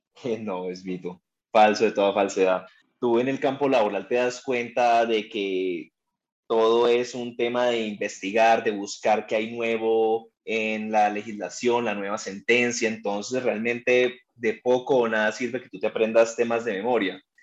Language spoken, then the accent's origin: Spanish; Cali, Valle del Cauca, Colombia; soy de Cali